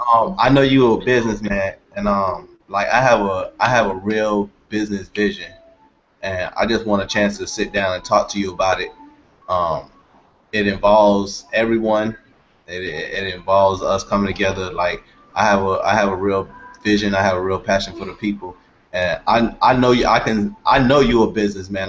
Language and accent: English; Miami, Florida, United States; now in Lauderhill, United States; I'm from Liberty City